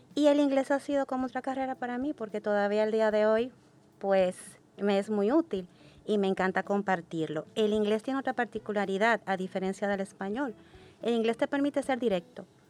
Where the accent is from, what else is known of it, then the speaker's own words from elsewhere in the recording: Dominican Republic; Yo nací y crecí en República Dominicana